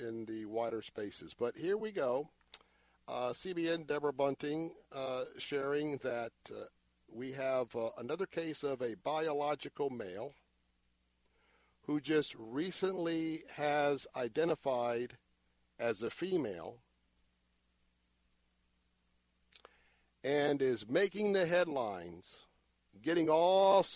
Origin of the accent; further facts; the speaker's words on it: Tampa, Florida, United States; I was born and raised here in Tampa. Lived in Tampa all of my life